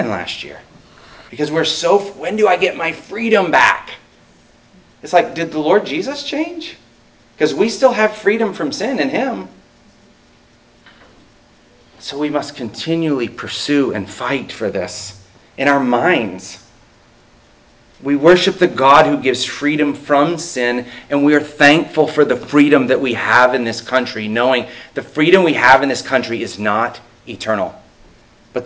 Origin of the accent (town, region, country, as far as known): United States